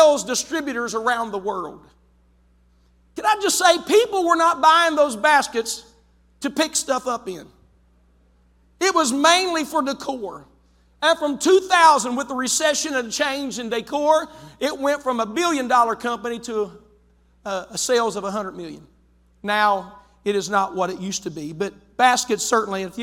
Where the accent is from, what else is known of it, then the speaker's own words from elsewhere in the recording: West Virginia, United States; moved away as an adult; now in Zanesville, United States; West Virginia